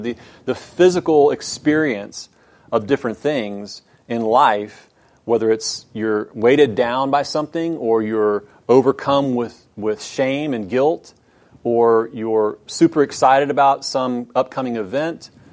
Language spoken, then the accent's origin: English; Houston, Texas, United States; I grew up in Houston